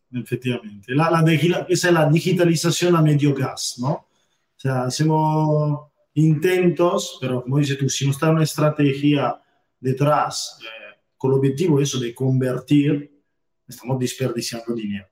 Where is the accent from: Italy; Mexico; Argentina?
Italy; Spanish is a second language; moved away as an adult; now in Almería, Spain; soy italiano y bueno, llevo ya casi unos 10 años viviendo aquí en España